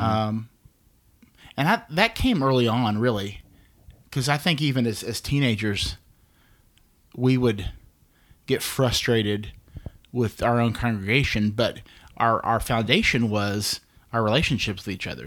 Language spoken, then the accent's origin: English; Dallas, Texas, United States; I'm actually from here, um, born in Dallas, been here in the great state of Texas with all of its oppressive heat for almost 36 years